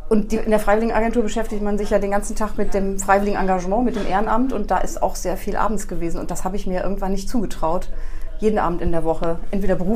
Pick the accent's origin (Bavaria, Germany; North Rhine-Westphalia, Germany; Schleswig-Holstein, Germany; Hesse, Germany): North Rhine-Westphalia, Germany; Refrath; also born or lived in Porz; also ich bin in Ports nur geboren und habe die ersten zwei Jahre da verbracht. Und dann bin ich nach